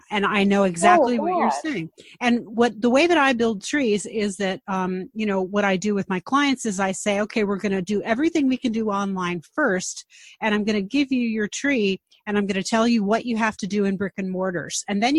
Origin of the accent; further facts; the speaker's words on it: Long Island, New York, United States; I'm a native New Yorker as well, born and raised on Long Island.